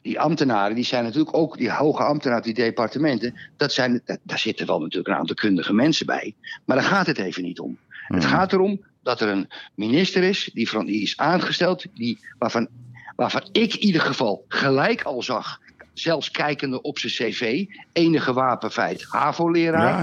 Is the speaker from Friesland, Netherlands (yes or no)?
no; Amsterdam, North Holland, Netherlands; ik kom uit Amsterdam